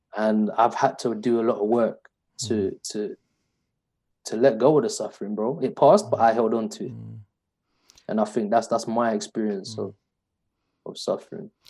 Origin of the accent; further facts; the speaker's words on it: London, United Kingdom; I was brought up in East London in the 90s